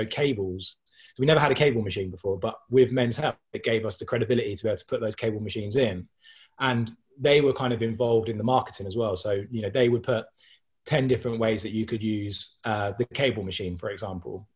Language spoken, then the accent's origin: English; Milton Keynes, South East England, United Kingdom; I'm from Milton Keynes.